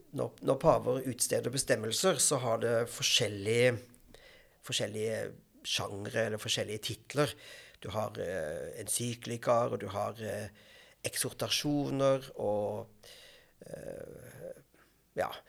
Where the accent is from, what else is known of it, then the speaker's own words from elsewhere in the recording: Grimstad, Agder, Norway; also born or lived in London / Stavanger / Bergen / Porsgrunn; now in Bærum, Norway; Jeg kommer fra Grimstad i Agder